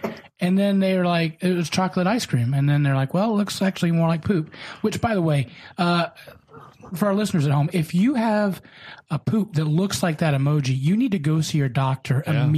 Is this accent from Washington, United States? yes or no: no; Kentucky, United States; He also attended EKU, home of Eastern Kentucky University, where my home state is, which I am now officially claiming.